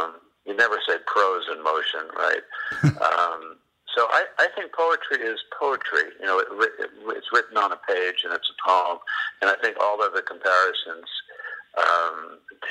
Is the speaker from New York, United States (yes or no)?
yes; New York, United States; now in Florida, United States; I'm from New York